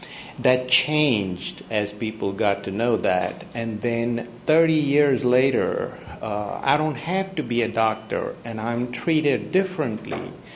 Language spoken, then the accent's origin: English; India; moved away as an adult; now in Tennessee, United States; I'm neither black nor white, and I got to Tennessee a little over 3 decades ago. I'm from India